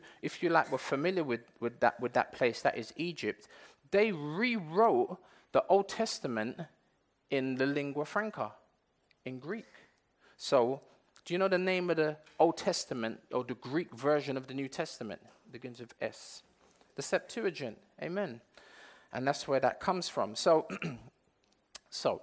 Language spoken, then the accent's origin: English; England, United Kingdom; I weren't born in Jamaica. I was born in England.